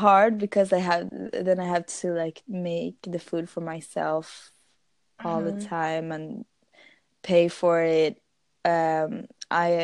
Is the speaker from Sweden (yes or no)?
yes; Sweden; English is a second language; And my English is really bad because I'm from Sweden